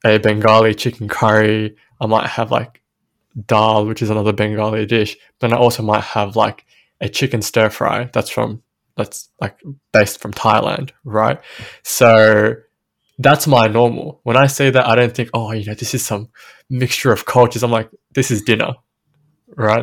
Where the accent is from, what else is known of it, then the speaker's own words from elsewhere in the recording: Sydney, New South Wales, Australia; growing up in Western Sydney